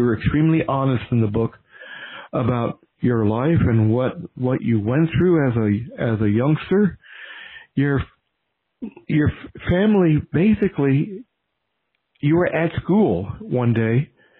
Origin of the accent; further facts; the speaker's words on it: Louisville, Kentucky, United States; now in Richmond, United States; I'm transplanted. I'm originally from Louisville, Kentucky